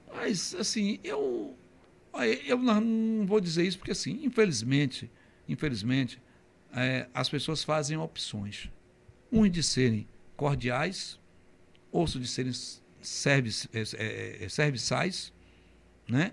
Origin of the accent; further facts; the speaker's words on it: Camaçari, Bahia, Brazil; na estação de Camaçari, saltava na estação da calçada e ia andando até o Colégio Central da Bahia